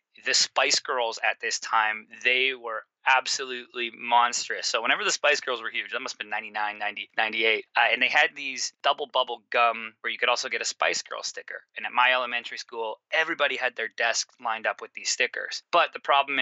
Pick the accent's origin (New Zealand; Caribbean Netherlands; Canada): Canada; Surrey, British Columbia; moved away as an adult; also born or lived in Toronto; I'm originally from a suburb from Vancouver, British Columbia, called Surrey. So I'm from there. I grew up playing sports my whole life